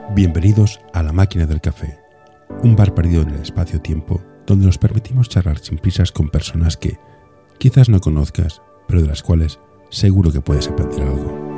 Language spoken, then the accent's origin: Spanish; Barcelona, Catalonia, Spain; Yo soy de Barcelona